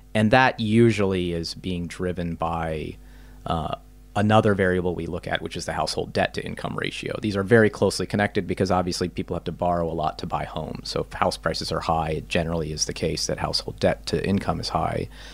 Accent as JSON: {"language": "English", "town": "Topeka", "region": "Kansas", "country": "United States", "tie": "born or raised there", "said": "I grew up in Topeka, Kansas"}